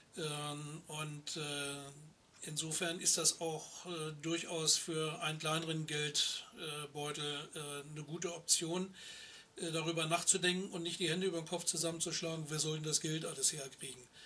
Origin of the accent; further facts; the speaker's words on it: Germany; als Deutsche